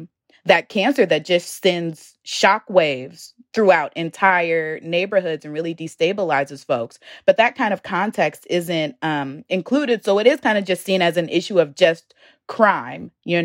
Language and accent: English; Richmond, Virginia, United States; You know, I'm from Richmond, and I would see stories about gun violence in the city happening.